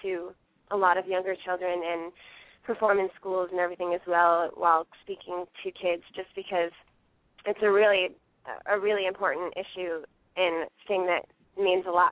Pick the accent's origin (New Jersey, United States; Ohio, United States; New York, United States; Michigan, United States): New York, United States; I grew up in New York State